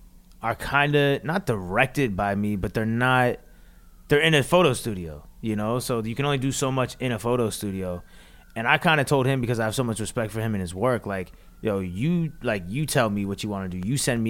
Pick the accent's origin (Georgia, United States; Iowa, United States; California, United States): Georgia, United States; Atlanta; also born or lived in New Jersey; I was born in New Jersey, but I was raised in Atlanta.